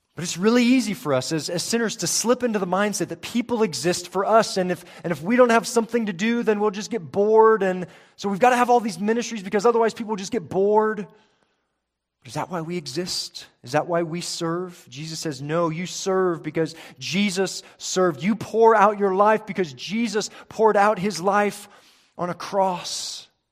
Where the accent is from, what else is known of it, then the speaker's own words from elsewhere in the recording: Spokane, Washington, United States; growing up in Spokane, Washington